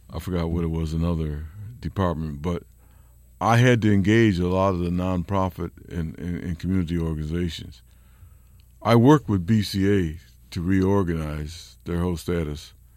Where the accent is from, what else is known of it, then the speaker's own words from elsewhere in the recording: Rochester, New York, United States; moved away as an adult; also born or lived in Berkeley, California; Rochester, New York, my hometown.